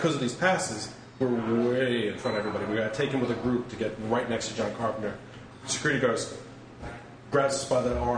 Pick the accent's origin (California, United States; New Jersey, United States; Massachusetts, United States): California, United States; I said, I'm a guy from California. I flew in from California for this.